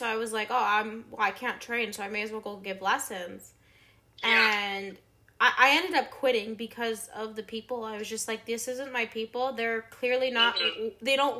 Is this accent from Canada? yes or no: yes; Quebec, Canada; So I'm from Quebec